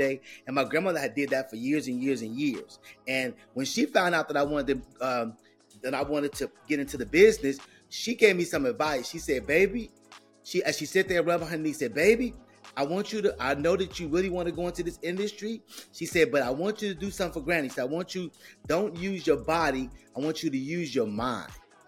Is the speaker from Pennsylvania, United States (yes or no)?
no; Chicago, Illinois, United States; moved away as an adult; also born or lived in Carbondale, Illinois; I was able to get far away from my hometown